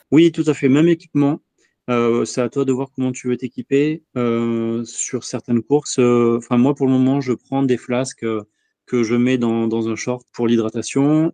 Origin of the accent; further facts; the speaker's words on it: Bordeaux, Nouvelle-Aquitaine, France; je suis bordelais